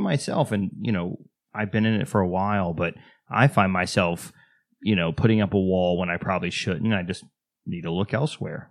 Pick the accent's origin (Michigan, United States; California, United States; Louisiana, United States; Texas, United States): Texas, United States; I'm from Texas, Southern Baptist Church